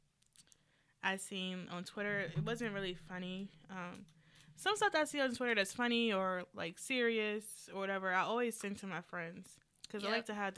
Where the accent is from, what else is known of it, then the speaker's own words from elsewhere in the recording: Charlottesville, Virginia, United States; we're from Charlottesville